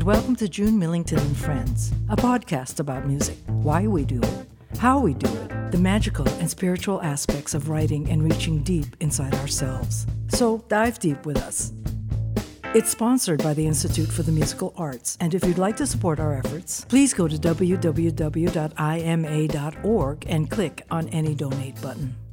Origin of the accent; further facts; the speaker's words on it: Philippines; I'm from the Philippines